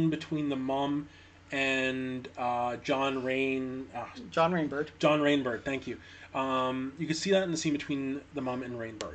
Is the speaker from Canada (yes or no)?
yes; Canada; also born or lived in Scotland; growing up in Canada